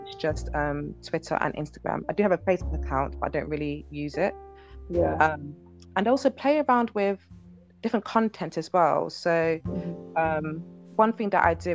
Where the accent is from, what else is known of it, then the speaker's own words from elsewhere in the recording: United Kingdom; I'm British Nigerian